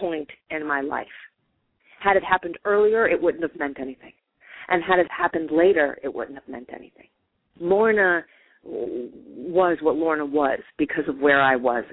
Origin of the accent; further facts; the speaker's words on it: New York, United States; I'm from New York